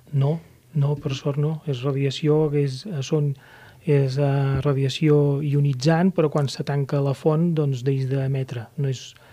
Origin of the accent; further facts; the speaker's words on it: Catalonia, Spain; tenim nosaltres com a catalans